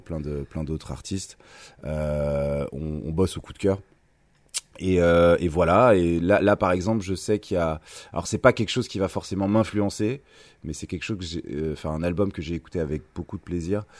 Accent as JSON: {"language": "French", "town": "Thonon-les-Bains", "region": "Auvergne-Rhône-Alpes", "country": "France", "tie": "born or raised there", "said": "je suis né en 1984 à Tonon-les-Bains"}